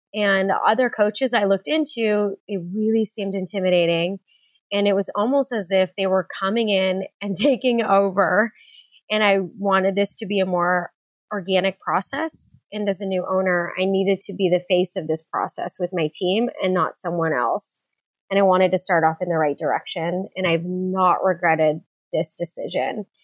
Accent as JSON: {"language": "English", "town": "San Diego", "region": "California", "country": "United States", "tie": "born or raised there", "said": "I grew up in San Diego, California"}